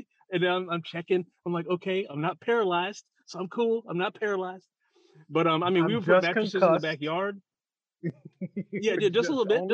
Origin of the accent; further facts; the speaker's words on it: St. Louis, Missouri, United States; I'm from St. Louis